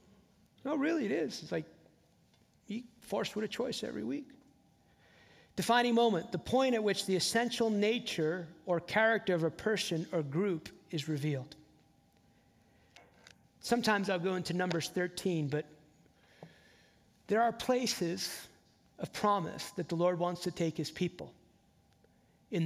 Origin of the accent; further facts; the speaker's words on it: New Jersey, United States; also born or lived in the South, United States; now in Southern United States; I live in the South now, I grew up in New Jersey